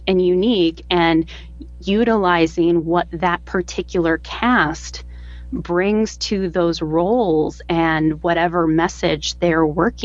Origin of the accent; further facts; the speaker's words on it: United States; accent: modern American; my modern American accent